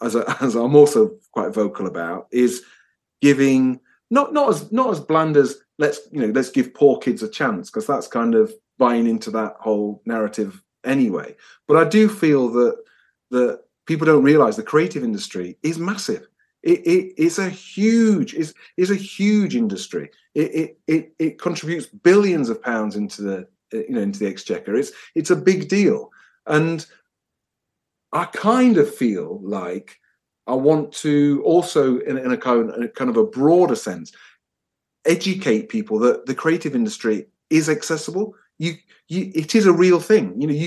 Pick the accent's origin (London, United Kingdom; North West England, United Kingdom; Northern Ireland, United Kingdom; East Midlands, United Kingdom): East Midlands, United Kingdom; Nottingham; I'm from Nottingham originally, but we've pinballed all over the place, but we were always destined to finish up here.